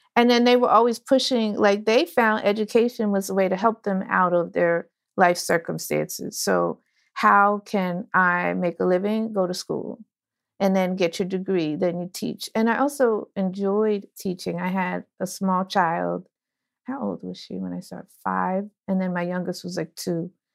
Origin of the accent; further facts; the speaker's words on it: Orange, New Jersey, United States; I am from New Jersey, Orange, New Jersey, but my father's from Ghana and my mother's from New Orleans